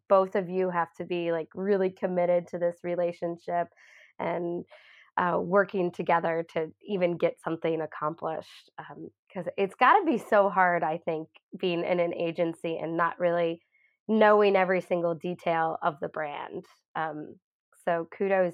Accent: Chicago, Illinois, United States; moved away; I grew up in the Chicago area.

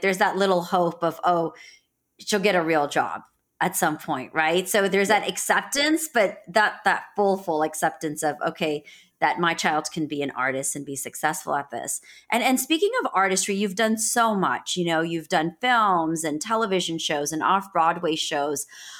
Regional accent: India; I'm being Indian, being South Asian

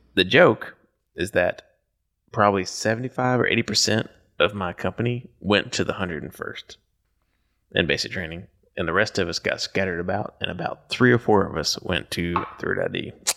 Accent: Kentucky, United States; moved away; I'm from Kentucky originally

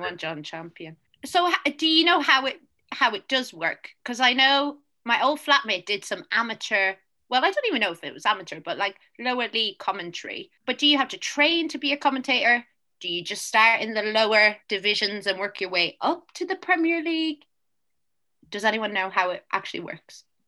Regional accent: Ireland; People make fun of my accent, and I am Irish.

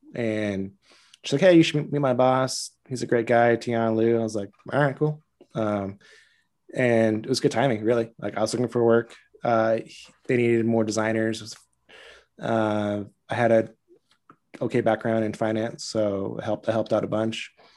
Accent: Southern Orange County, California, United States; moved away as an adult; also born or lived in Costa Mesa / New York; I grew up in Southern Orange County

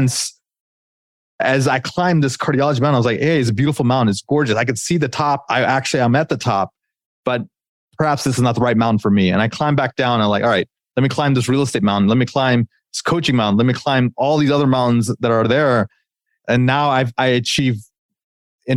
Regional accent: United States; As an Indian American growing up in the United States

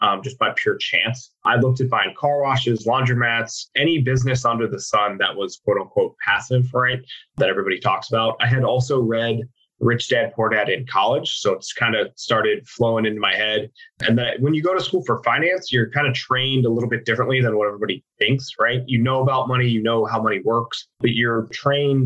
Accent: Cincinnati, Ohio, United States; I'm from Cincinnati, Ohio. Grew up, you know, the traditional

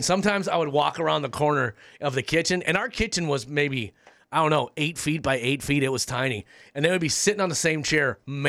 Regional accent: Midwest, United States; we're Germans from the Midwest.

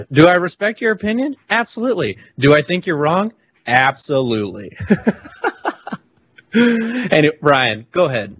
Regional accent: the South, United States; I'm from the South

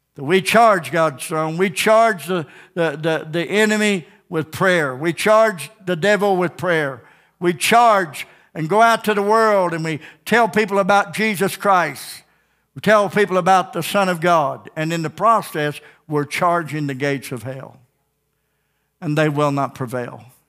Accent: Ozark, United States; I grew up in Ozark

